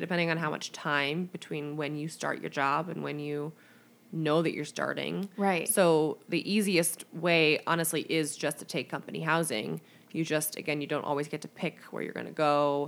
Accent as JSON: {"language": "English", "town": "St. Louis", "region": "Missouri", "country": "United States", "tie": "born or raised there", "also_born_or_lived": "Chicago", "moved": "as an adult", "said": "I grew up in St. Louis, went to nursing school in Chicago, and then went back to St. Louis for my first job"}